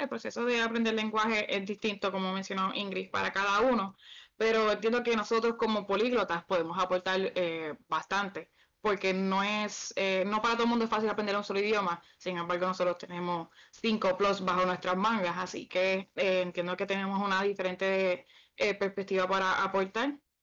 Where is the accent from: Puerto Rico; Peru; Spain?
Puerto Rico; Canóvanas; now in Thailand; Yo soy de Canovanas, Puerto Rico, pero estoy muy de Tailandia